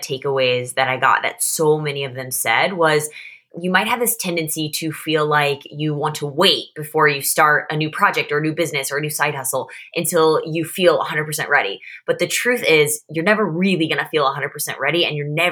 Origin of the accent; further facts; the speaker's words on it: Missouri, United States; also born or lived in St. Louis / London; I grew up in the Midwest in Missouri